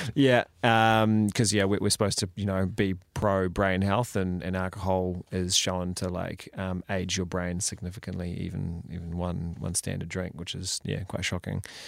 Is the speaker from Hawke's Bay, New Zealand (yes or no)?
yes; Napier, Hawke's Bay, New Zealand; moved away as an adult; also born or lived in Palmerston North / Christchurch / Wellington; I was born in, um, in Palms North, and then we moved around a bit and eventually settled, uh, when I was quite young, uh, in Hawke's Bay